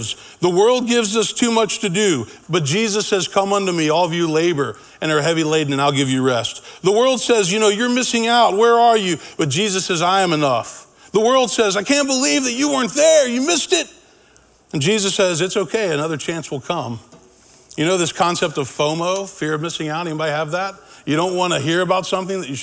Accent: Memphis, Tennessee, United States; I grew up in Memphis.

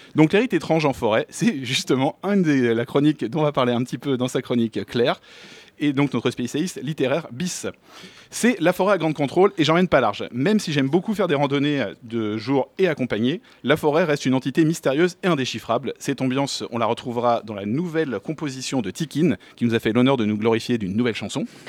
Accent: Paris, Île-de-France, France; je suis né à Paris, un citadin, un vrai depuis que je suis petit

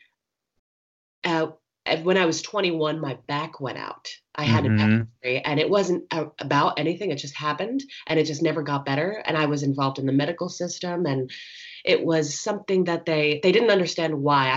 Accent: New Jersey, United States; moved away; also born or lived in Philadelphia, Pennsylvania; I was born in Philadelphia and raised in New Jersey in an Italian American family

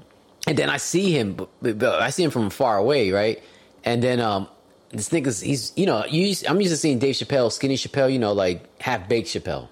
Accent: Puerto Rico; the Puerto Rican culture is pretty much Native American. We had the Taínos of the Native Americans

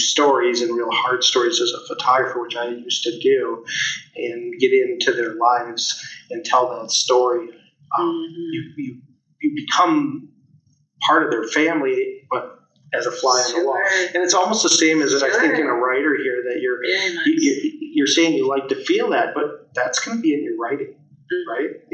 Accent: Winona, United States; now in Wisconsin Rapids, United States; I came from Winona, so I'm not from here

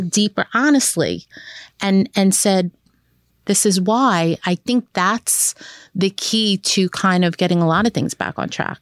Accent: New York City, New York, United States; growing up in Brooklyn, Benton, Hartford

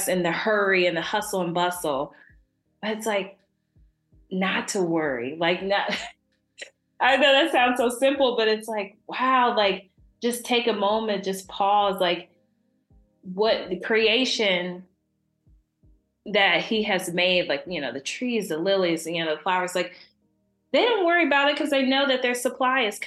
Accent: Dayton, Ohio, United States; I am from Dayton, Ohio, the crazy weather of Ohio land

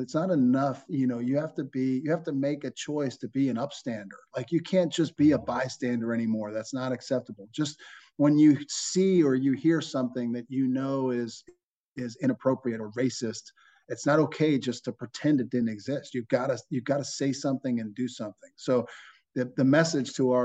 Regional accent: Johnstown, Pennsylvania, United States; moved away as an adult; also born or lived in Washington, D.C. / New Orleans; now in Winston-Salem, United States; when you're from Johnstown, Pennsylvania, my hometown

